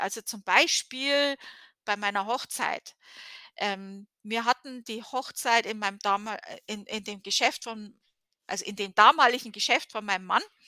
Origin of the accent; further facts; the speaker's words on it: Germany; moved away; als Deutsche